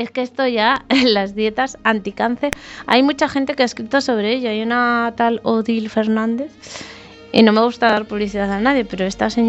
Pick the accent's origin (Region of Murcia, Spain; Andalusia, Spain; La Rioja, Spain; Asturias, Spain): Asturias, Spain